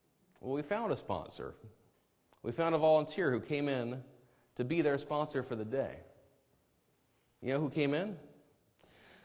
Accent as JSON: {"language": "English", "area": "Enumclaw Plateau", "region": "Washington", "country": "United States", "tie": "born or raised there", "also_born_or_lived": "Auburn, Washington", "accent": "drawl", "said": "I'm a suburban kid from Auburn. I grew up on the Enumclaw Plateau."}